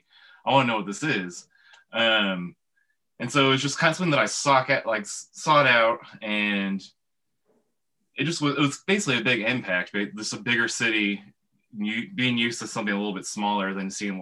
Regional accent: Tulsa, Oklahoma, United States; also born or lived in Milwaukee, Wisconsin; I grew up here in Tulsa, but I'm originally from Milwaukee.

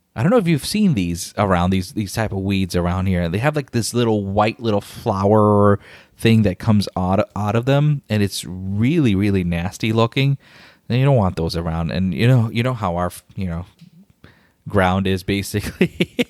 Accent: Chicago, Illinois, United States; now in Winter Garden, United States; I'm, I'm originally from Chicago.

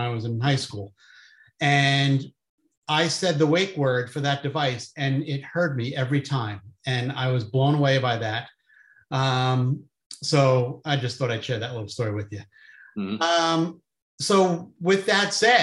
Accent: New Jersey, United States; I'm from New Jersey

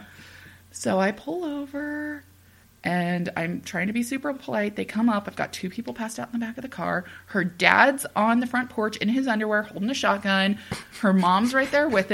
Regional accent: Topeka, Kansas, United States; I'm from Topeka.

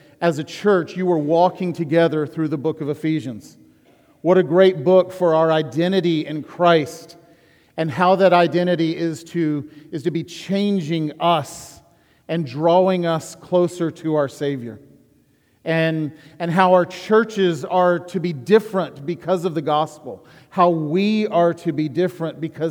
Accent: Huntsville, Alabama, United States; I was born and raised in Huntsville, Alabama

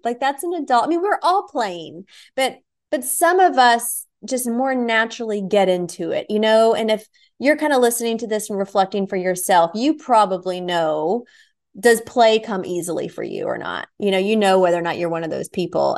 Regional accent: Nashville, Tennessee, United States; moved away; Nashville, my hometown

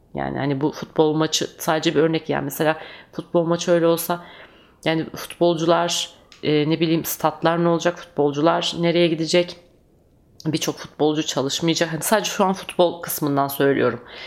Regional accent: Turkey; biz Türkler

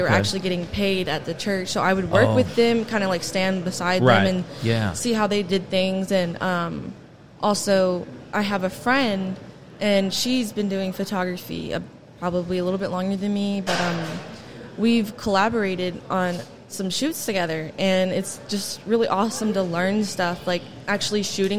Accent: Fort Smith, Arkansas, United States; Fort Smith, Arkansas.

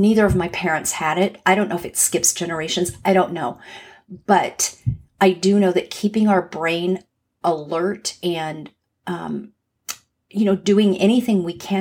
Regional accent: Los Angeles, California, United States; moved away as an adult; now in Atlanta, United States; I grew up in Los Angeles

